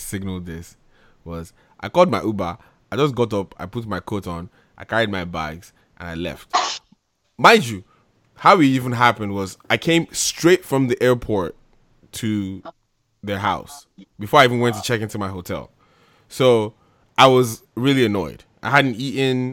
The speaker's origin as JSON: {"language": "English", "region": "New Jersey", "country": "United States", "tie": "born or raised there", "moved": "yes", "said": "I grew up in Jersey"}